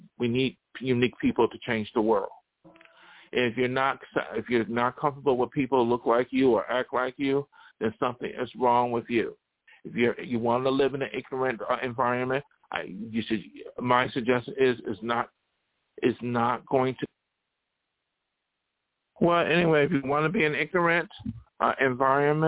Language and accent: English; Buffalo, New York, United States; moved away; I ain't going back to Buffalo. One reason why I left Buffalo